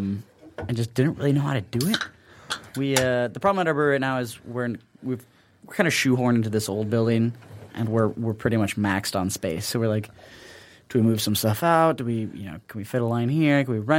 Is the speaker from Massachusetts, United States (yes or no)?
no; Cleveland, Ohio, United States; People are like, oh, Great Lakes, where are you from? I was like, oh, Cleveland.